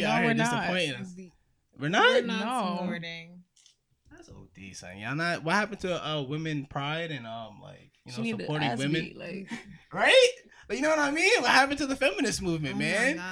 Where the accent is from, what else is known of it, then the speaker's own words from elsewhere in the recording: Jamaica; As a Jamaican